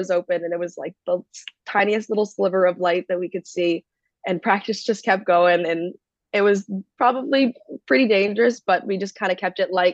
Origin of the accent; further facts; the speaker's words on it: Massachusetts, United States; I'm definitely born and raised in Massachusetts